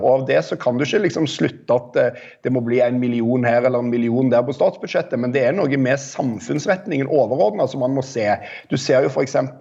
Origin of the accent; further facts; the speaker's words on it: Rogaland, Norway; jeg er fra Rogaland